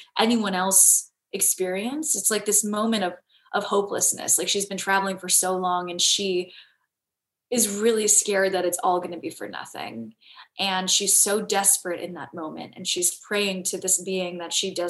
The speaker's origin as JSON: {"language": "English", "region": "Southern California", "country": "United States", "said": "I'm from Southern California."}